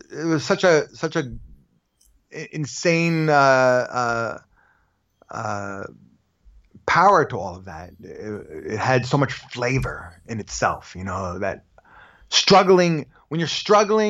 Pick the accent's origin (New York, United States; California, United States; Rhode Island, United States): New York, United States; New York City; moved away as an adult; also born or lived in Los Angeles; I grew up in Park Slope